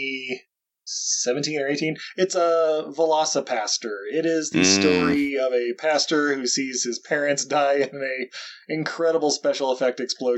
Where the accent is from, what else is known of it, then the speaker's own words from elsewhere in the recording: Ogden, Utah, United States; I grew up in Ogden, Utah